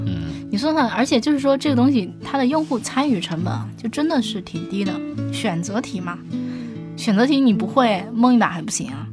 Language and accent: Chinese; China; 但是我们中国人必须得说，我们那个中国公司模仿的速度那还是相当对